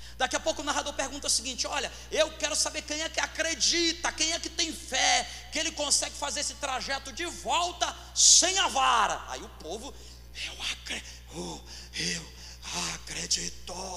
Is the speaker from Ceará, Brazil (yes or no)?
yes; Fortaleza, Ceará, Brazil; eu sou cearense nasci em Fortaleza, mas a minha mãe é do interior